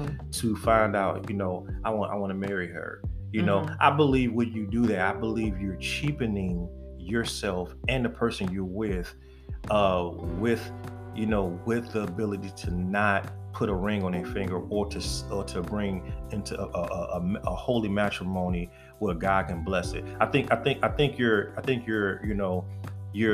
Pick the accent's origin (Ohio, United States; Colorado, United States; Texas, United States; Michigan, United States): Michigan, United States; Detroit; I'm from the East Side, y'all, from Detroit